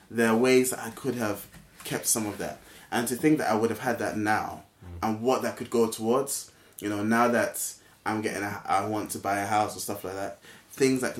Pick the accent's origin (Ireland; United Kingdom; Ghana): Ghana; I, I came from Ghana. We paid to go to school.